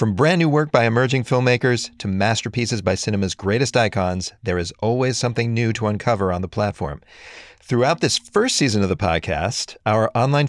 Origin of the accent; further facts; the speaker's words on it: United States; I'm an American Gen Xer. I grew up during the last stages of the Cold War